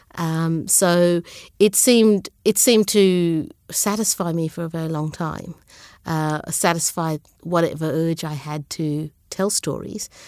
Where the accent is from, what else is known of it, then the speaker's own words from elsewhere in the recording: Brisbane, Queensland, Australia; English is a second language; also born or lived in Sri Lanka / Zambia / Melbourne; I grew up in Brisbane